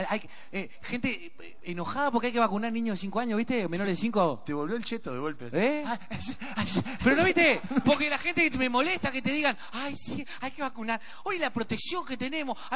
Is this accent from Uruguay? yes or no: yes; Uruguay; ¿viste lo que somos los uruguayos, no?